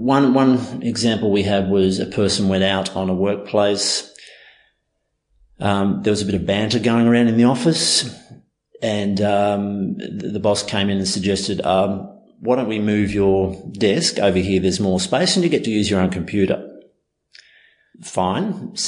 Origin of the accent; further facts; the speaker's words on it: Australia; born there; I could see that that was part of my upbringing, even though I was born here in Australia.